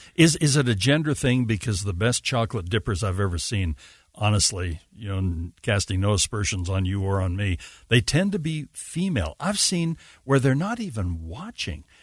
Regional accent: Salt Lake City, Utah, United States; also born or lived in Eureka, Utah; I'm from Sugar House, you know, originally, and then Eureka

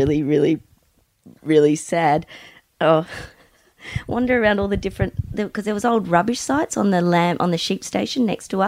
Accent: Mildura, Victoria, Australia; we grew up in Mildura, which is kind of – it was kind of the marijuana capital of Australia at the time

